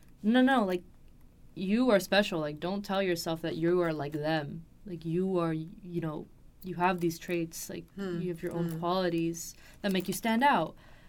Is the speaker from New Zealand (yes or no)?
no; Los Angeles, California, United States; also born or lived in Paris, France; Because I grew up here in Los Angeles.